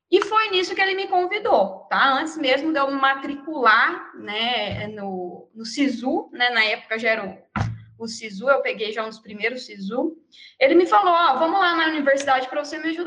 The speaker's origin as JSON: {"language": "Portuguese", "region": "Mato Grosso do Sul", "country": "Brazil", "also_born_or_lived": "Viçosa, Minas Gerais", "moved": "yes", "said": "Eu sou do Mato Grosso do Sul."}